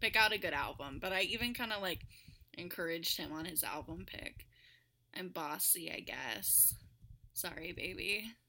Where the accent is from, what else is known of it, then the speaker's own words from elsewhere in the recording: Sacramento, California, United States; now in Washington, United States; growing up in California, it was always like In and Out or Del Taco